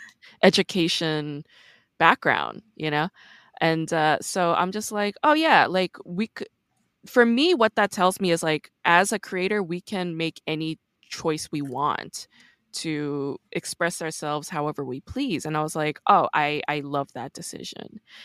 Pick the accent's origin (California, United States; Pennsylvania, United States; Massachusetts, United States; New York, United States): New York, United States; I'm actually from New York